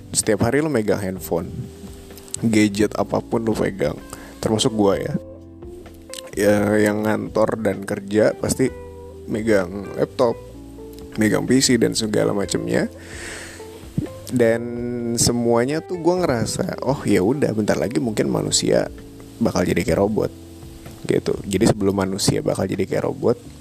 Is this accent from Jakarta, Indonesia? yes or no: yes; Jakarta, Indonesia; Gue asal Jakarta Lahir di Jakarta